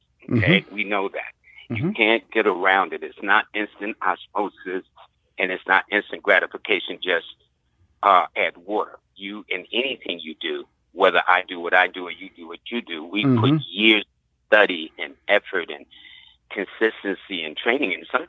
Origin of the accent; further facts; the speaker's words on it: Harlem, New York, United States; First of all, I'm a product of Harlem because I was born in Harlem.